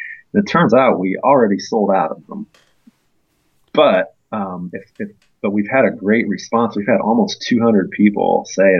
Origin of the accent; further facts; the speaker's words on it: Indiana, United States; moved away as an adult; now in Athens, United States; I'm originally from Indiana